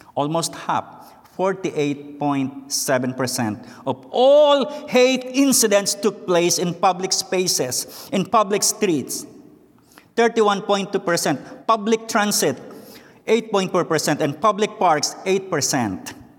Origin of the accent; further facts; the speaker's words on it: Philippines; English is a second language; moved away as an adult; now in United States; I was born and raised in the Philippines